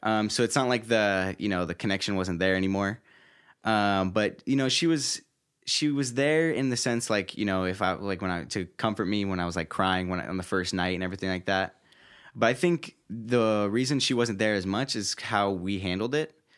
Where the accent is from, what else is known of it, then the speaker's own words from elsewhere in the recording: Roseville, California, United States; I'm originally from Northern California, born and raised, uh, near Sacramento, uh, in a small city named, uh, Roseville.